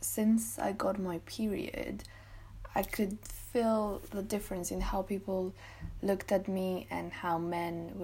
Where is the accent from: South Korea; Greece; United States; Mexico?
Greece; now in Bath, United Kingdom; being born and raised in Greece